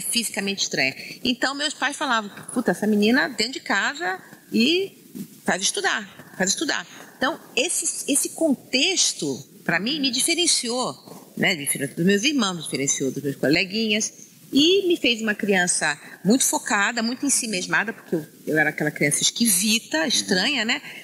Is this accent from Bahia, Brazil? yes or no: no; Rio de Janeiro, Brazil; now in São Paulo, Brazil; eu nasci no Rio de Janeiro, no subúrbio, lá, lá a gente chama subúrbio, é que a gente chama periferia, né? Na Penha